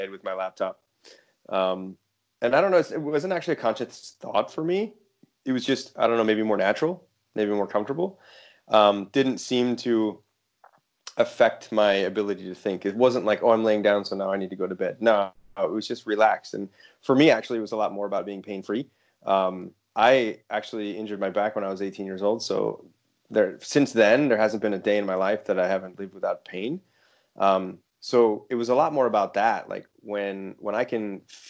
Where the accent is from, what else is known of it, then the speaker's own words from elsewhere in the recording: United States; moved away as an adult; now in United Kingdom; I'm actually in the UK now. I'm from the United States